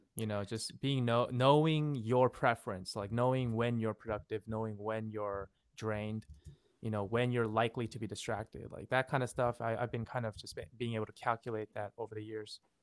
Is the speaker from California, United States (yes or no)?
yes; Fremont, California, United States; also born or lived in Seoul, South Korea / Los Angeles; I grew up here in Fremont in the Bay Area for the most of my life